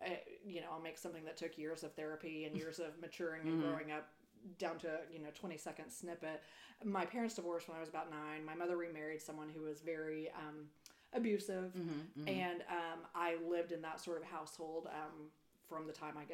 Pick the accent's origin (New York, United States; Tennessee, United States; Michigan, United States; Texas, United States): Texas, United States; Perryton; also born or lived in Denver / Austin / Houston; moved to Perryton. And I grew up there, lived there until I went to college